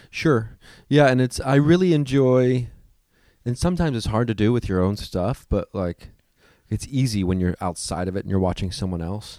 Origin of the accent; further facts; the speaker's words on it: Midwest, United States; now in Los Angeles, United States; I come from the Midwest